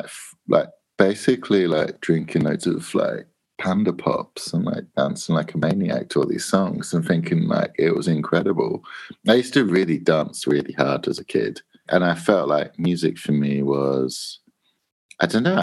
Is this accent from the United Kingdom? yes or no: yes; Spalding, East Midlands, United Kingdom; I grew up in a town called Spalding, like the basketball, and it's in South Lincolnshire